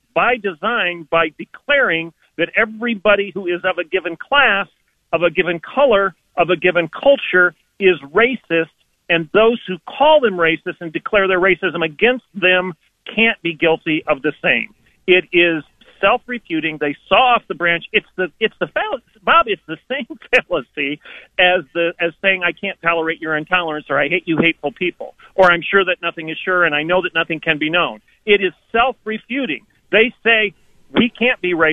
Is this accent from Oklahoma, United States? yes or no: yes; Oklahoma, United States; I'm from Oklahoma